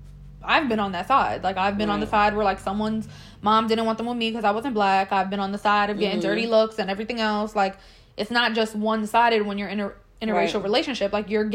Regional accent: New York City, New York, United States; I grew up in an all black community. We grew up in Canarsie.

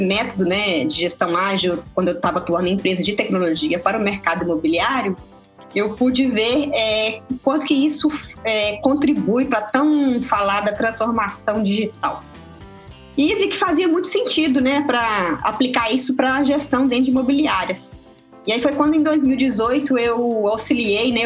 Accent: Minas Gerais, Brazil; como boa mineira

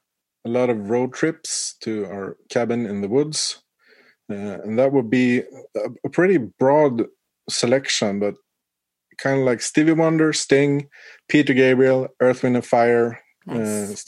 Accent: Umeå, Västerbotten County, Sweden; I grew up in Umeå. If you follow the east coast of Sweden, get your Google Maps out.

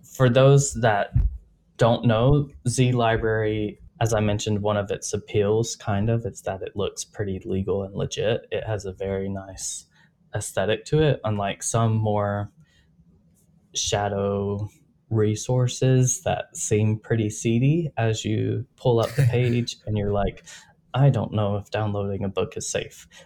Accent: United States

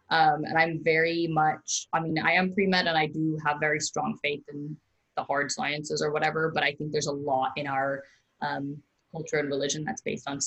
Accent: India; But um, I'm Indian, so that's what I identify as, and that's what I'm going to be for the rest of my life.

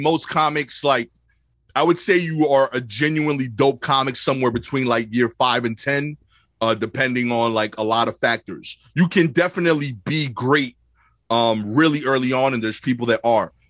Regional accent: New York City, New York, United States; growing up in Brooklyn

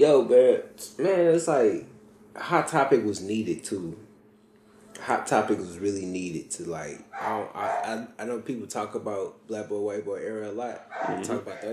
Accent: St. Louis, Missouri, United States; I say we speaking from St. Louis style of white boy era too

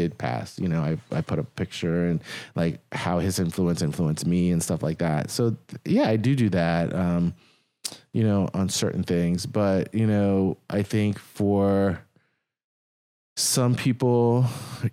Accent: Washington, District of Columbia, United States; I live here. I'm from Washington

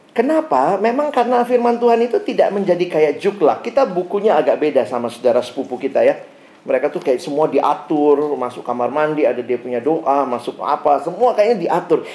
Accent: Makassar, South Sulawesi, Indonesia; now in Jakarta, Indonesia; saya lahir besar di Makassar

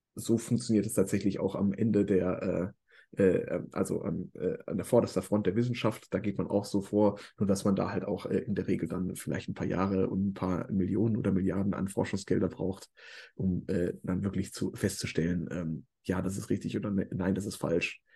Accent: Ruhr area, North Rhine-Westphalia, Germany; also born or lived in Hamburg; ich komme halt aus dem Ruhrgebiet

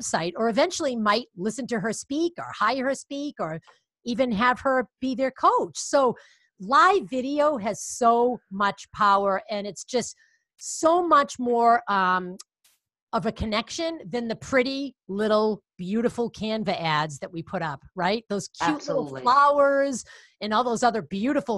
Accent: Boston, Massachusetts, United States; accent: Boston; I have a Boston accent because I am from Boston

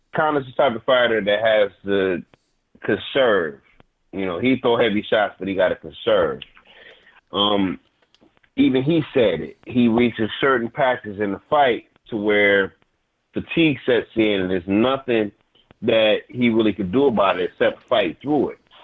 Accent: Detroit, Michigan, United States; also born or lived in Inkster, Michigan; I was born in Detroit, um, I grew up partially, you know, in Inkster because that's where all my family is from. But I'm from Detroit. I went to high school in Detroit

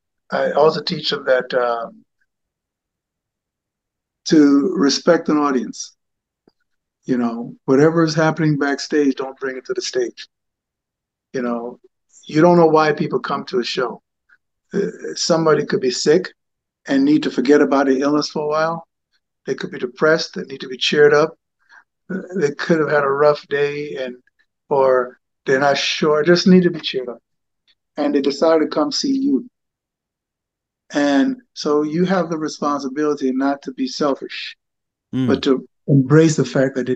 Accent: Jamaica; also born or lived in England; I have a Jamaican heritage. I was born in England to a United States Air Force sergeant. And my mother was Jamaican. And my early years were spent in Jamaica.

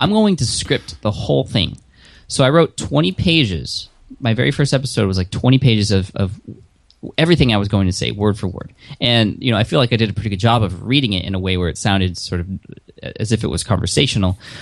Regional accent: San Diego, California, United States; I am from San Diego

